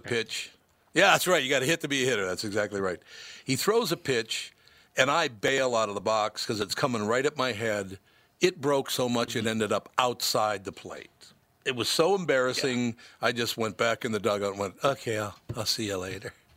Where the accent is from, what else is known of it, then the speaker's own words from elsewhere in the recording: Minnesota, United States; also born or lived in New York City; I'm from Minnesota